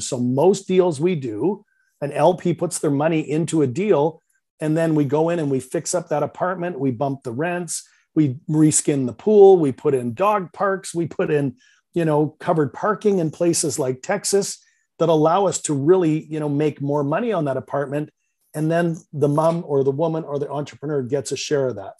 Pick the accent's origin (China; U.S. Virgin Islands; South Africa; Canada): Canada; Vancouver, British Columbia; accent: Canadian; I'm from Vancouver, Canada. You might detect a little bit of a Canadian accent